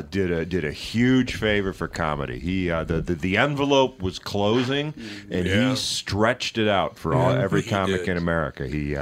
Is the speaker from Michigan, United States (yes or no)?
yes; Michigan, United States; I'm actually from Michigan.